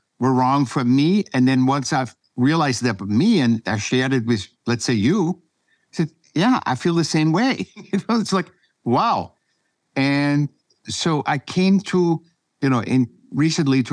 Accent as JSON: {"language": "English", "region": "Vienna", "country": "Austria", "tie": "born or raised there", "moved": "yes", "lives_now": "California, United States", "said": "I was born in Vienna, Austria"}